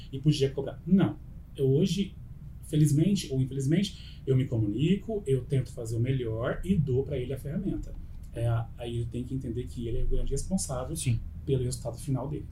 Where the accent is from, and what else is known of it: Ribeirão Preto, São Paulo, Brazil; born or raised there